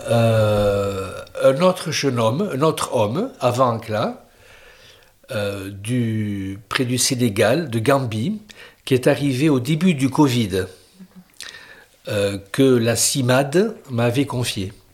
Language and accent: French; France; now in Hendaye, France; le curé d'Andaille. Euh, j'ai 63 ans et je suis né à Asparin. Je suis en Andaille depuis 9 ans, depuis 2012, sur cette paroisse.